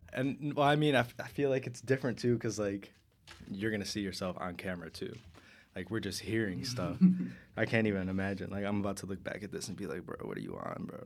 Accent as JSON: {"language": "English", "town": "Berwyn", "region": "Illinois", "country": "United States", "tie": "born or raised there", "said": "Abel and I grew up in Berwyn together, two blocks away from each other"}